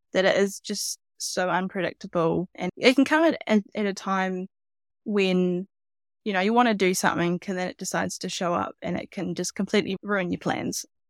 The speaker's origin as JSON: {"language": "English", "region": "Hawke's Bay", "country": "New Zealand", "said": "I'm from Hawke's Bay, so it's on the east coast of the North Island."}